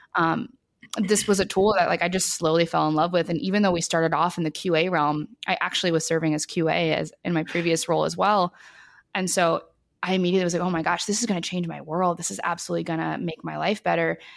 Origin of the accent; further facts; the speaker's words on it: New Orleans, Louisiana, United States; moved away; I grew up in New Orleans